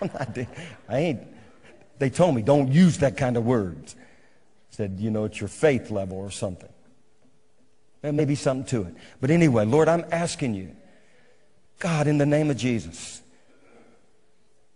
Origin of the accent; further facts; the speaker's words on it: Bogalusa, Louisiana, United States; now in Moravian Falls, United States; I'm from Bogalusa